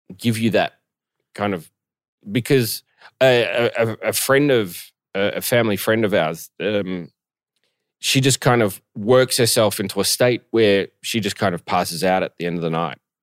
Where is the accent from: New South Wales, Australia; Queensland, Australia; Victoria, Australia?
Victoria, Australia; Melbourne; moved away; my hometown of Melbourne